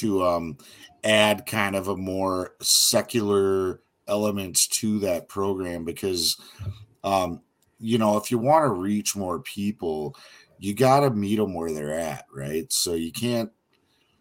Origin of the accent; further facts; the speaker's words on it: Minnesota, United States; We're both from Minnesota